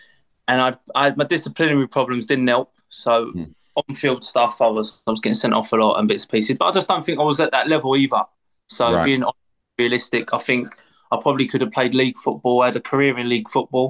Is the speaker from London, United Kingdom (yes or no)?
yes; London, United Kingdom; I'm from East London. I lived literally 5 minute walk from Upton Park. That's where I'm brought up, grew up